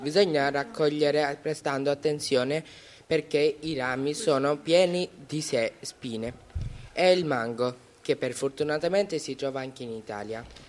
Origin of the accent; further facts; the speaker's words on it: Brahmanbaria, Chittagong Division, Bangladesh; now in Italy; Per raggiungere da Dhaka il mio villaggio natale servono 4 ore di viaggio. Sono nato a Brahman Brahmanbaria